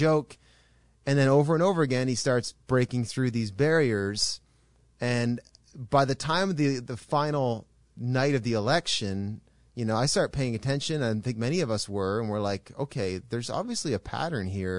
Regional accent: Canada; an observer from Canada, which all three of us are Canadians

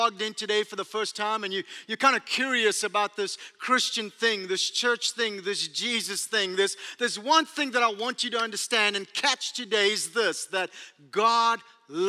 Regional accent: South Africa; accent: South African; moved away as an adult; now in United States; Where's my accent from? Australia? Nope. South Africa? Bingo.

